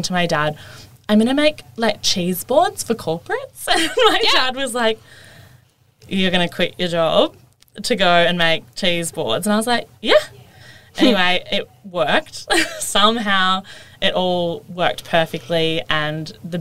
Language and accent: English; Melbourne, Victoria, Australia; also born or lived in Gold Coast; I grew up here in Melbourne